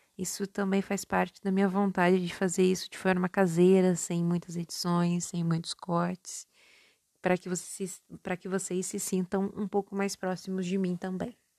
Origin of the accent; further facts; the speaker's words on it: Minas Gerais, Brazil; accent: mixed paulista and mineiro; also born or lived in São Paulo; eu sou nascida em São Paulo e criada em Minas. Então o meu sotaque ele é um pouco confuso. Algumas vezes o meu R tende a ser um pouco mais paulista e outras vezes ele tende a ser um R mais mineiro.